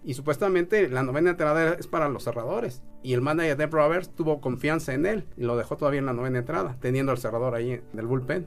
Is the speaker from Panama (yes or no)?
no; Mexico; uno como mexicano